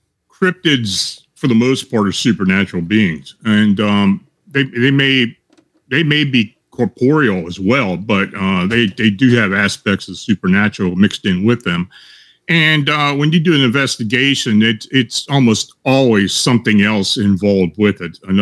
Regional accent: near Gettysburg, Pennsylvania, United States; moved away as an adult; also born or lived in Baltimore, Maryland; I grew up near the Gettysburg battlefield. And, you know, I came back and lived here now again. I lived down in Baltimore for about 40 years and I moved back.

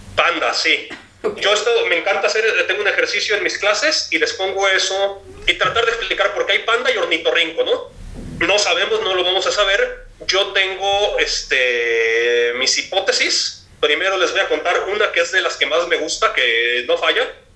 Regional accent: Jalisco, Mexico; yo soy de Jalisco

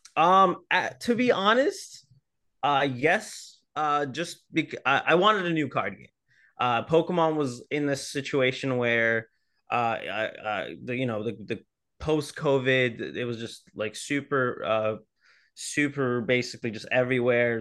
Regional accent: New Orleans, Louisiana, United States; moved away; originally, uh, I'm from New Orleans

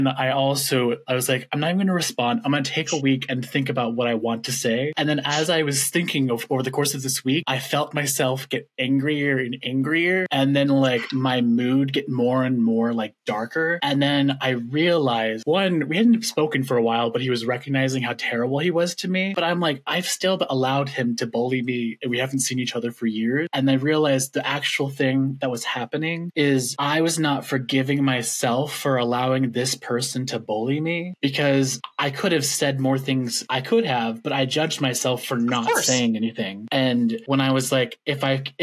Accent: Washington, United States; moved away as an adult; now in Minnesota, United States; I'm from Washington.

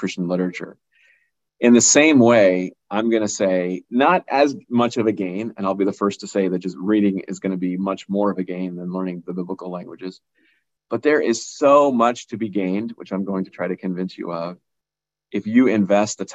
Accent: Boston, Massachusetts, United States; I was born in the United States. My parents come from an area in South India called Kerala

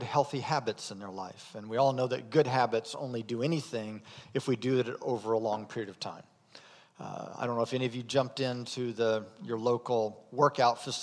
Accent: Indiana, United States; moved away as an adult; I'm from Indiana

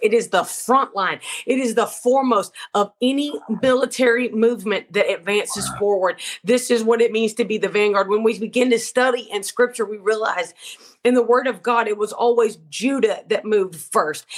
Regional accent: Georgia, United States; my husband, I'm from Georgia, you know, but he's from the United Kingdom

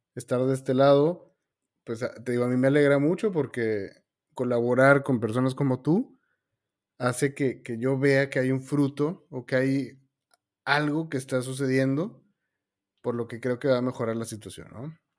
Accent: Mexico; also born or lived in Argentina; yo soy mexicano, ah, todo mi trabajo está en México, pero actualmente estoy en Argentina

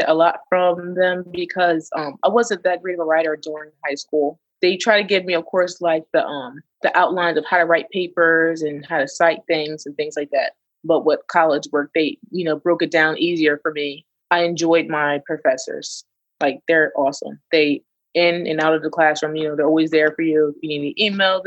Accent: Delaware, United States; moved away as an adult; also born or lived in Miami; I'm from Delaware

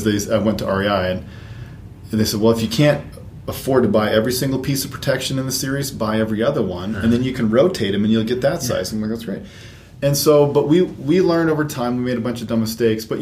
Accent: rural south central Minnesota, United States; moved away; also born or lived in North Carolina; I grew up in rural Minnesota, South Central, wedged in a little stand trees wedged in between some soybean and corn fields

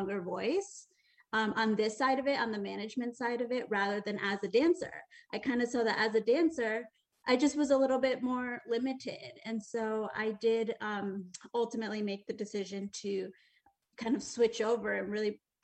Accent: Connecticut, United States; moved away as an adult; now in New York City, United States; I grew up in Connecticut

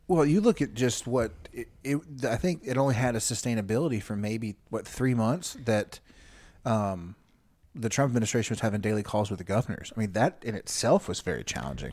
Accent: United States; as an American

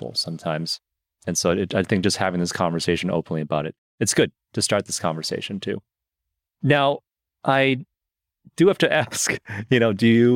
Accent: Michigan, United States; moved away as an adult; also born or lived in China; now in Los Angeles, United States; I was born in China, but I grew up in Michigan, in the Midwest

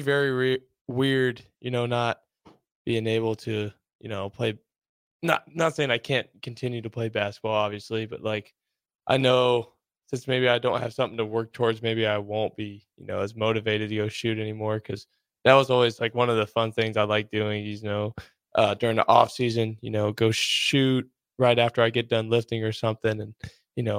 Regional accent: Centralia, United States; moved away; I had a lot of good coaches back in Centralia, back in my hometown

